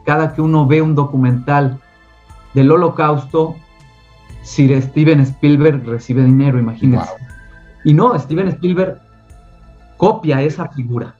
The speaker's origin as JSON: {"language": "Spanish", "region": "Mexico City", "country": "Mexico", "tie": "born or raised there"}